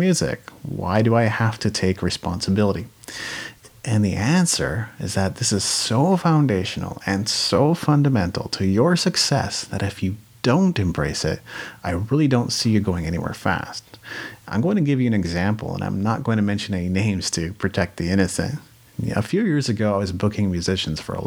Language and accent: English; Japan; moved away; I grew up in Japan. That's a way different culture than North America